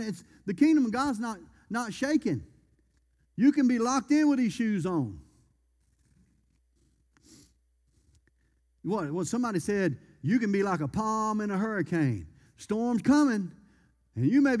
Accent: Louisiana, United States; I'm from Louisiana

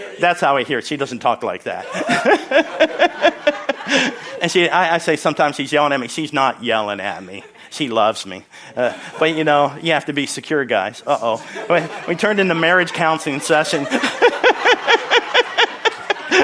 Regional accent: Philadelphia, Pennsylvania, United States; moved away; also born or lived in Syracuse, New York / Pittsburgh, Pennsylvania; Because I was born in Syracuse, lived in Philadelphia, grew up in Philadelphia, and I'm more of a Pittsburgher now.

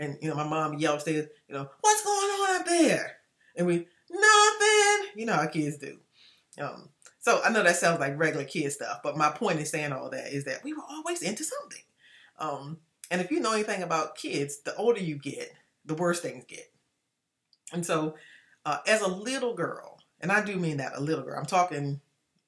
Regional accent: Washington, District of Columbia, United States; I grew up in Washington, D.C., and I am the fifth of six children

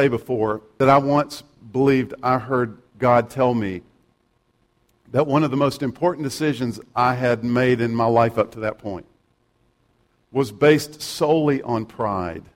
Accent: South Carolina, United States; I'm from South Carolina

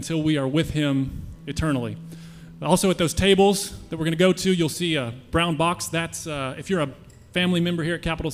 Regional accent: United States; I'm an American

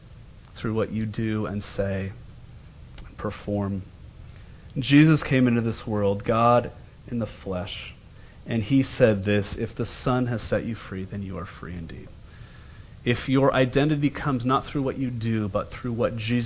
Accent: United States; also born or lived in Scotland; I'm from America with money

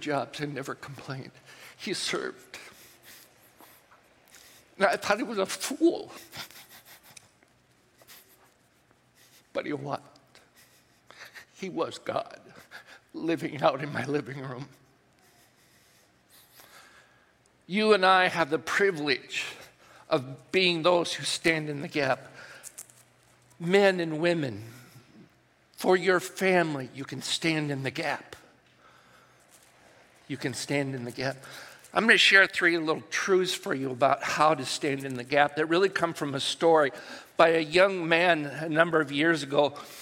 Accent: United States; those things that I grew up with and that I held dear as an American

